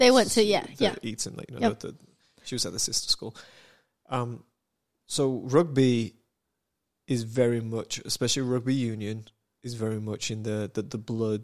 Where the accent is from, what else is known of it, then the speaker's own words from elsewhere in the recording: Samoa; "Oh yeah, I'm from Samoa,"